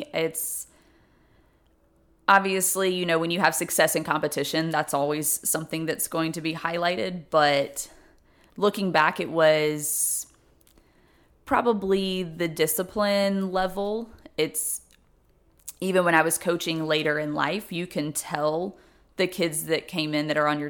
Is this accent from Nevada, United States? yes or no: no; Germantown, Tennessee, United States; No, I'm from Memphis, Tennessee.